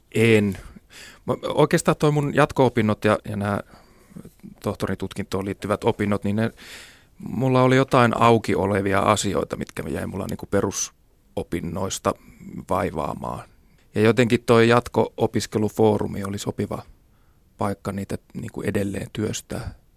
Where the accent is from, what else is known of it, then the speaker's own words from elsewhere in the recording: Kauhajoki, South Ostrobothnia, Finland; Pieni paikkakunta Kauhajoki, mistä mäkin olen kotoisin